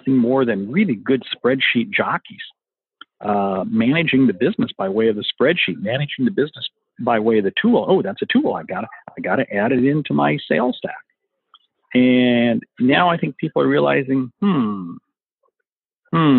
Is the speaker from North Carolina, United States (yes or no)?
no; Washington, United States; moved away; also born or lived in Portland, Oregon / Eugene, Oregon; I was actually born in the state up north, Washington, yep. But used to live in Portland and Eugene.